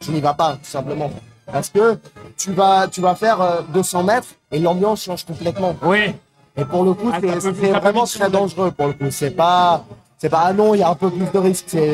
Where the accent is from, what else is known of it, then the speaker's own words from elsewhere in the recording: France; c'est qu'en tant que Français, c'est assez facile de se faire passer pour un Argentin.